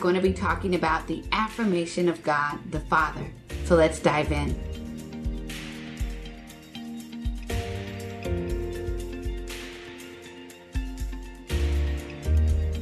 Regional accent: Texas, United States; moved away; I'm originally from Texas

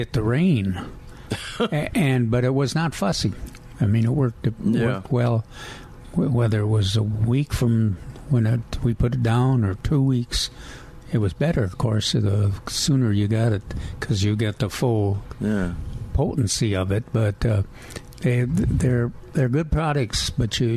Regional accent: Minnesota, United States; I'm a Minnesotan.

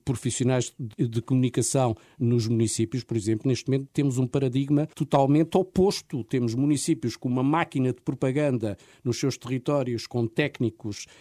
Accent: Lisbon, Portugal; viemos de Lisboa, que eu sou de Lisboa

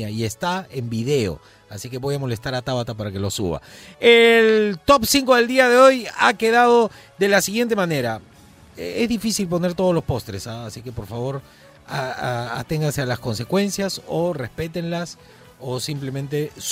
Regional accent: Lima, Peru; Yo, soy de Miraflores, ya.

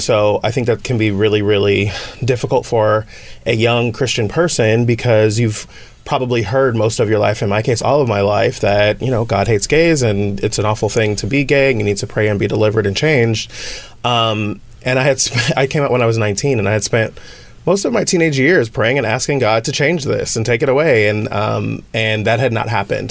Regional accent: the Bay Area, California, United States; I'm from the Bay Area

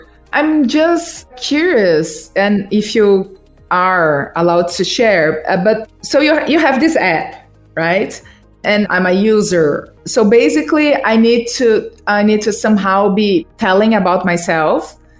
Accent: Brazil; English is a second language; I'm Brazilian trying to speak English here.

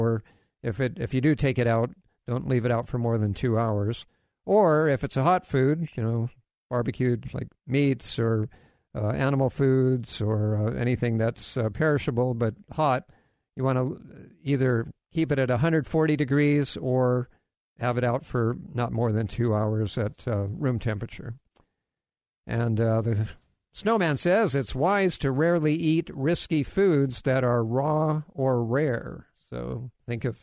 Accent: Hawaii, United States; I grew up in Hawaii

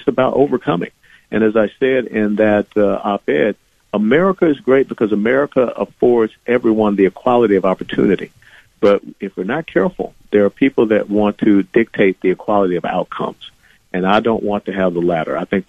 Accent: Atlanta, Georgia, United States; I was born in a blacks-only hospital in Atlanta, Georgia. I grew up in the cradle of the civil rights movement there in the old Fourth Ward neighborhood of Atlanta, Georgia

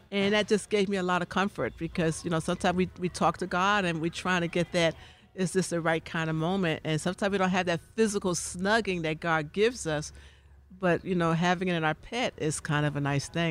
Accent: New York City, New York, United States; when I grew up in New York City, in Harlem

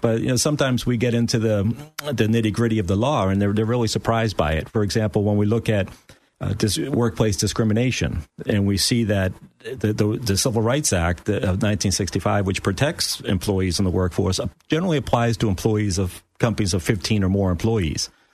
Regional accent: outside Boston, Massachusetts, United States; now in Florida, United States; I grew up just outside of Boston

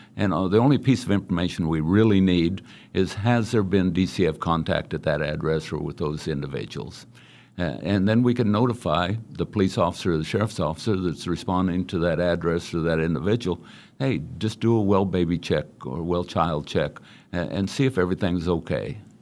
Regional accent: Great Bend, Kansas, United States; I was born and raised in Great Bend, Kansas

